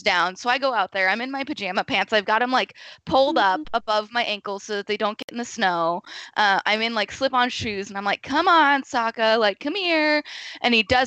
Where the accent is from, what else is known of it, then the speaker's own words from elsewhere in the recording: Pacific Northwest, United States; we're from the Pacific Northwest